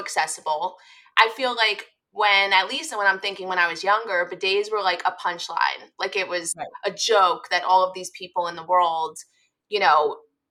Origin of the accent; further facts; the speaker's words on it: United States; I'm an American